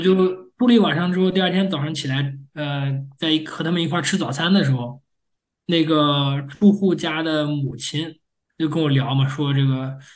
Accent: China; moved away as an adult; now in United States; 作为中国人

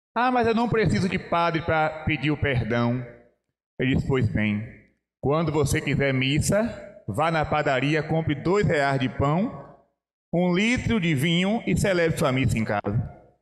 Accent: Bahia, Brazil; venho lá da Bahia

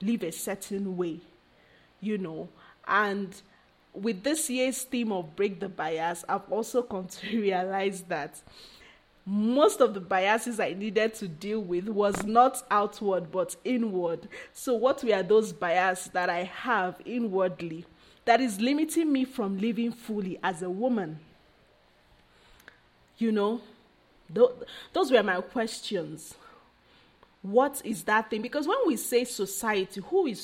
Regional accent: Nigeria; I'm Nigerian

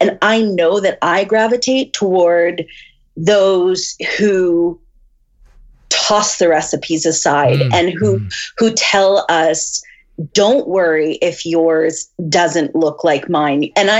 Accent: Fredericton, New Brunswick, Canada; also born or lived in Montreal / Halifax / Vancouver / Toronto; now in Red Deer, Canada; I've moved around a lot. I was born in Montreal, and then I grew up in Fredericton, New Brunswick. And then I moved, after university, I moved to Halifax, Vancouver, Toronto, New York, and then Calgary, and now Red Deer, Alberta.

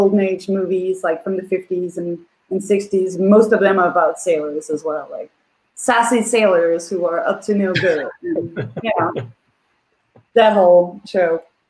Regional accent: Svendborg, Southern Denmark, Denmark; now in New York, United States; one of my hometown, Svendborg

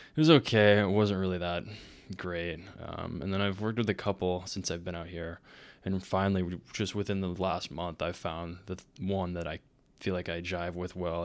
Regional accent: Texas, United States; moved away as an adult; also born or lived in Dallas, Texas; Growing up in Minnesota, Texas

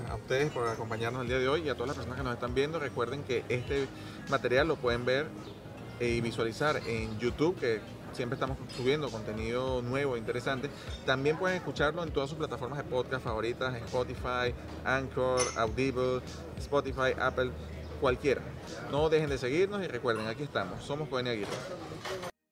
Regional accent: Venezuela; moved away as an adult; also born or lived in Portugal (parents); now in Spain; salimos tarde de Venezuela

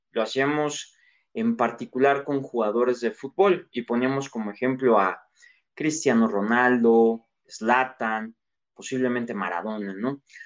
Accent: Mexico; soy mexicano

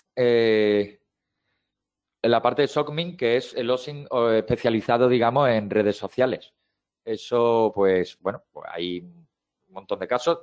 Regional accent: Seville, Andalusia, Spain; soy de Sevilla

